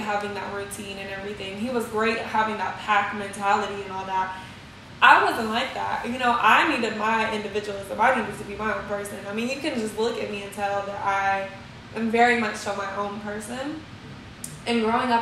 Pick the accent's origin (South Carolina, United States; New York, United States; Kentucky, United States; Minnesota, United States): Kentucky, United States; Radcliff; growing up in an environment like